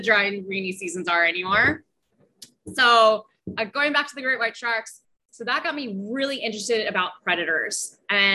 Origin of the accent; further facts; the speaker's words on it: Los Angeles, California, United States; moved away as an adult; now in Belize; I'm originally from Los Angeles, California